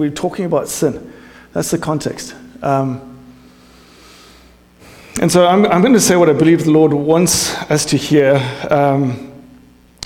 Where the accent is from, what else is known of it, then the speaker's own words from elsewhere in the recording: South Africa; moved away; I'm South African English